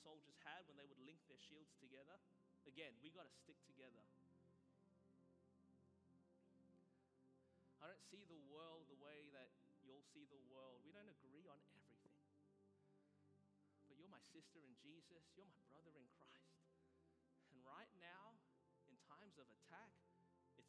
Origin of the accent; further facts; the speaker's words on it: Australia; moved away; as an Australian being brought up in a country with, you know, there's no guns.